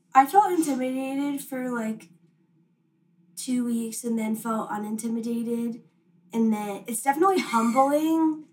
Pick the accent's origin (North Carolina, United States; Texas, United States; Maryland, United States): North Carolina, United States; Wilmington; I'm from Wilmington